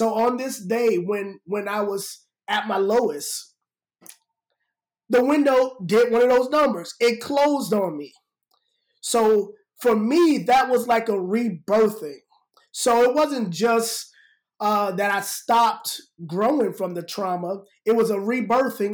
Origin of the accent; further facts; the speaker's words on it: New York City, New York, United States; I'm from New York, growing up in the Bronx